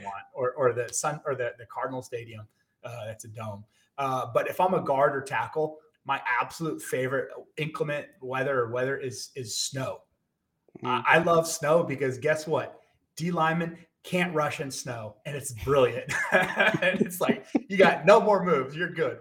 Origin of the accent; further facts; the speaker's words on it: Texas, United States; I grew up in Texas